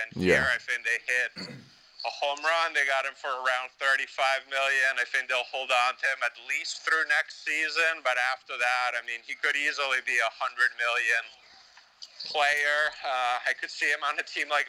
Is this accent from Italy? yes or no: yes; Italy; I grew up in Italy in the mid-80s